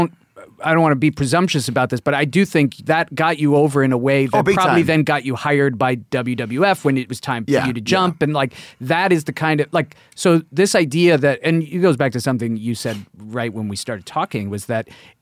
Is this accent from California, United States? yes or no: no; Queens, New York, United States; I was living, growing up in Queens.